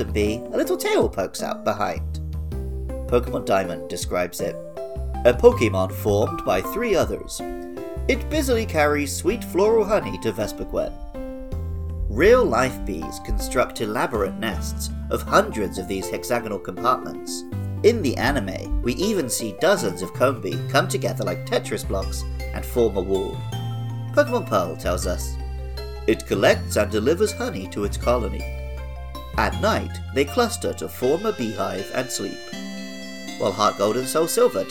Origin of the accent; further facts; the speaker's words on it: England, United Kingdom; moved away; In my home country of England